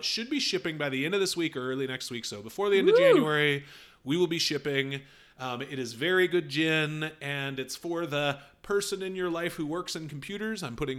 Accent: United States; I'm American.

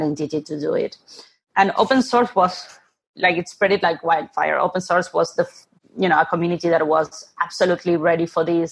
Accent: Buenos Aires, Argentina; moved away; I'm originally from Argentina, born and raised in Buenos Aires

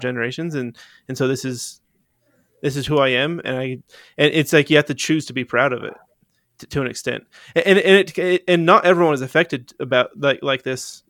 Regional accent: Utah, United States; I grew up in Utah. I'm a Uton

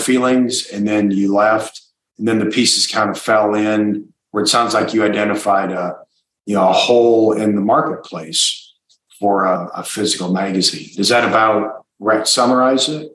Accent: Iowa, United States; moved away; I'm from Iowa originally

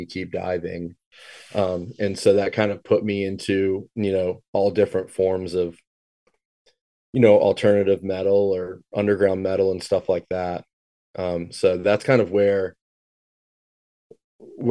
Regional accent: Richmond, Virginia, United States; I grew up kind of in the suburbs of Richmond. Kind of north of Richmond

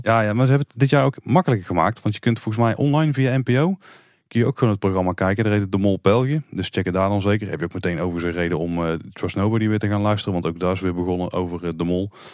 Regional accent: Netherlands; als Nederlander

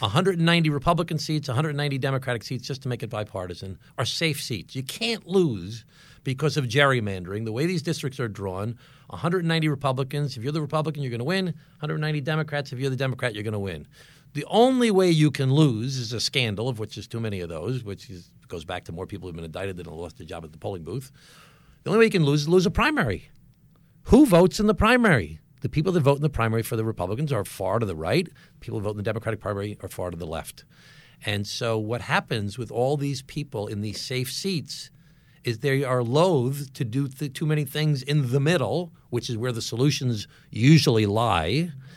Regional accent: Glen Cove, New York, United States; I was the mayor of my hometown for eight years, Glen Cove

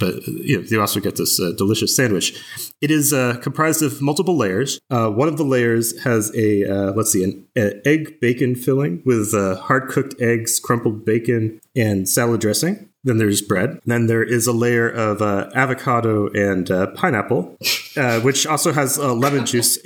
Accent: New Hampshire, United States; I grew up in the Northeast, in New Hampshire

